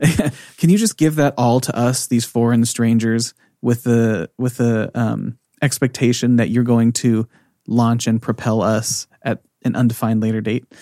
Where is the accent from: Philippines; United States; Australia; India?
United States; moved away as an adult; also born or lived in California; now in Norway